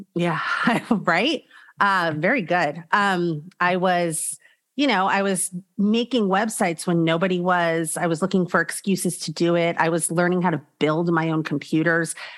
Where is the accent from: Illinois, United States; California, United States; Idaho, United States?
California, United States; Los Angeles; also born or lived in Arizona; I was born in the San Fernando Valley. I grew up in the San Fernando Valley